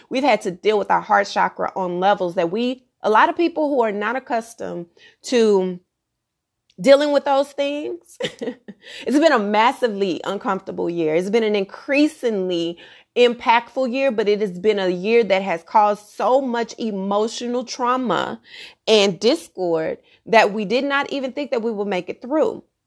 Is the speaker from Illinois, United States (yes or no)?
no; Texas, United States; I'm from Texas